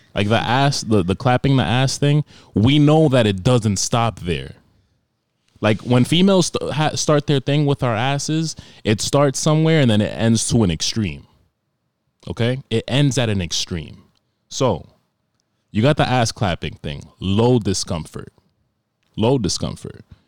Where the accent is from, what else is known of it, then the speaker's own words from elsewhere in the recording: New York, United States; I grew up, like, growing up in New York